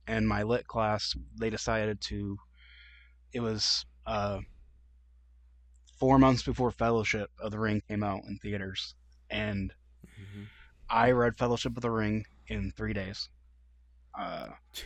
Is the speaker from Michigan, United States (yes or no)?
yes; Michigan, United States; moved away; also born or lived in Tennessee / Florida; born and raised in Michigan